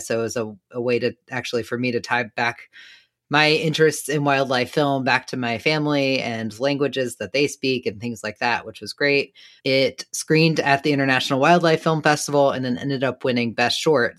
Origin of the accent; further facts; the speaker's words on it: Danville, Virginia, United States; I grew up in a small southern town of Danville, Virginia.